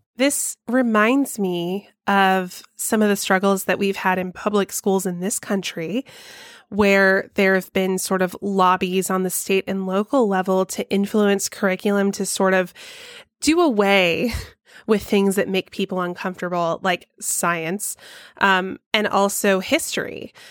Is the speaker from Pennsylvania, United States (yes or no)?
no; Georgia, United States; my home state of Georgia